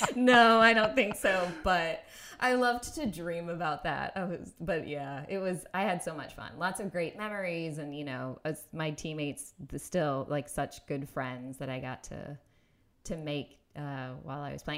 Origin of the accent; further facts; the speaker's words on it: Indiana, United States; moved away; also born or lived in Minneapolis; I grew up in Indiana